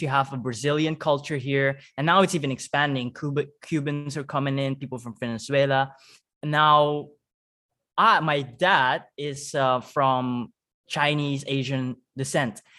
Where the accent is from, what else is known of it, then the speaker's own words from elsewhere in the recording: Suriname; accent: Surinamese; English is a second language; moved away as an adult; also born or lived in Netherlands; I speak Dutch with a Surinamese accent